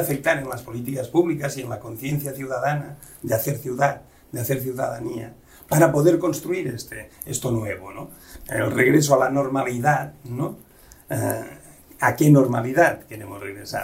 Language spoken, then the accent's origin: Spanish; Catalonia, Spain; now in Mérida, Mexico; Desde el catalán, aquí tiro agua para mi tierra